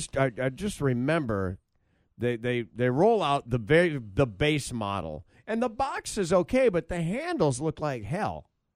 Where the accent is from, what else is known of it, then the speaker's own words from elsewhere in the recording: Michigan, United States; I'm from Michigan.